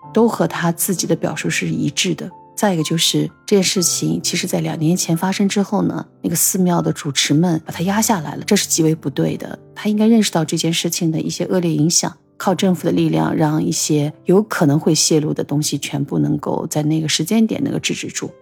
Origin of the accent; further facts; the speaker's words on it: China; 我们中国人特别痛恨的一些事